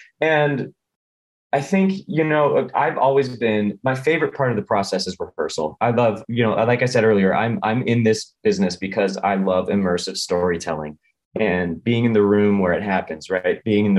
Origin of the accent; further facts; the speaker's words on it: Midwest, United States; we're from the Midwest.